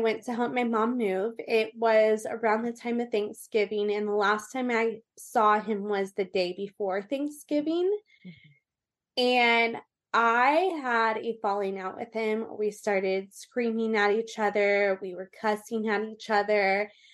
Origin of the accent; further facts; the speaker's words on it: Orange County, California, United States; also born or lived in Austin, Texas / Colorado / Las Vegas; I am from Orange County, California. I was raised really kind of everywhere in Orange County